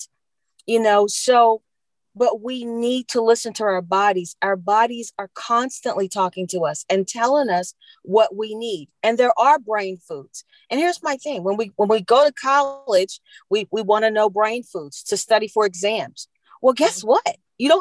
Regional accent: London, United Kingdom; now in Virginia, United States; I grew up in London

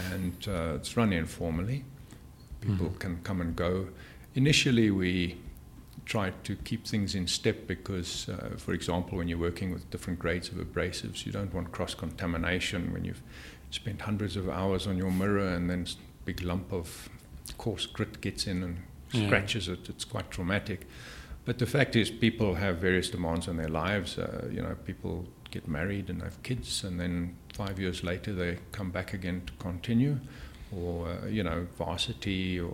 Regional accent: Cape Town, Western Cape, South Africa; I grew up in Cape Town

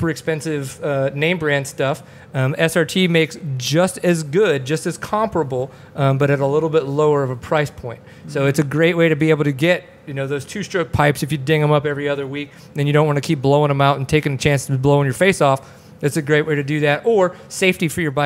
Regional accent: Kenner, Louisiana, United States; moved away as an adult; also born or lived in Baton Rouge / Dallas / Plano; now in McKinney, United States; I grew up in Kenner, which is right outside of New Orleans.

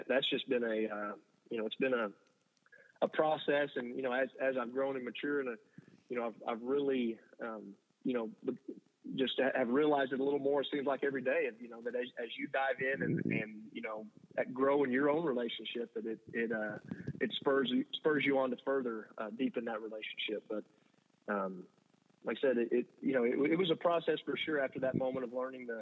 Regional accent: Blanco, Texas, United States; now in Dallas, United States; growing up in Blanco

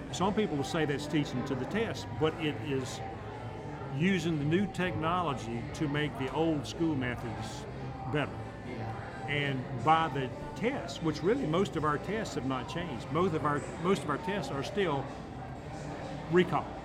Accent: Tryon, North Carolina, United States; also born or lived in Florida; now in Rock Hill, United States; originally from Tryon, North Carolina

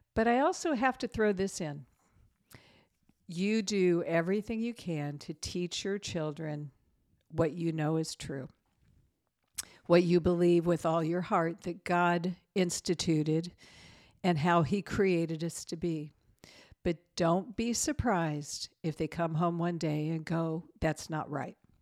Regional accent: United States; us as American Christians

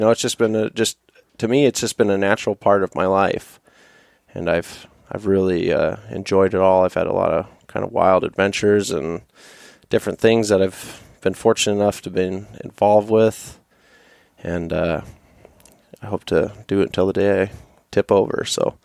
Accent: Fairbanks, Alaska, United States; born and raised here. I was born here in Fairbanks

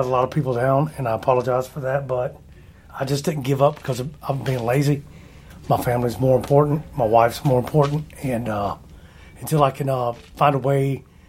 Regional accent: the South, United States; I'm a redneck from the South

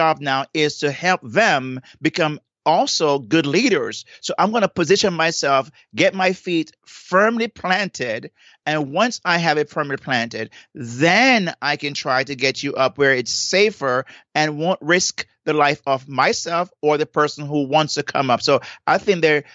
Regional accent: Saint Elizabeth, Jamaica; now in South Florida, United States; I'm from St. Elizabeth

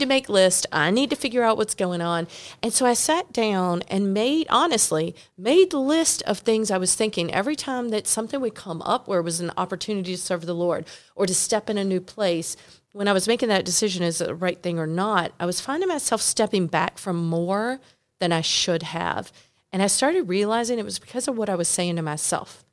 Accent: North Carolina, United States; I'm from North Carolina

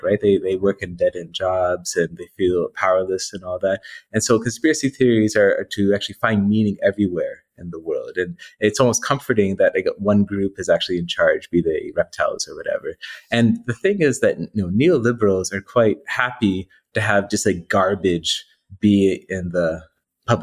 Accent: Canada; I'm Canadian as well

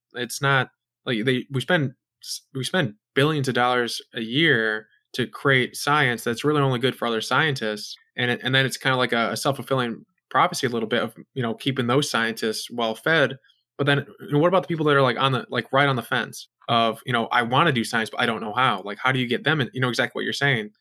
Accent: United States; I'm an American

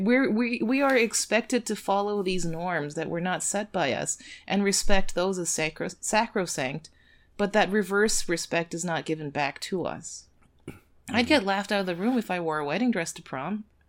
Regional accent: United States; I'm Korean American

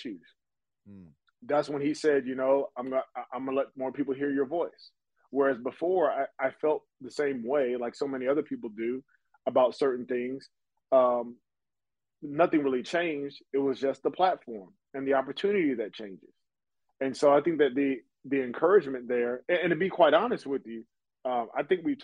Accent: United States; because I'm American.

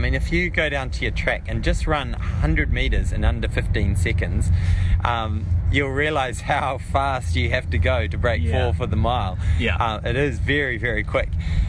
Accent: New Zealand; just being a Kiwi, really. Following guys like John Walker when I was really young. I was born in 81

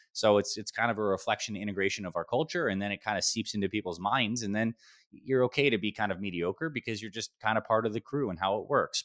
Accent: Syracuse, New York, United States; now in Scottsdale, United States; I was born in upstate New York, Syracuse, New York

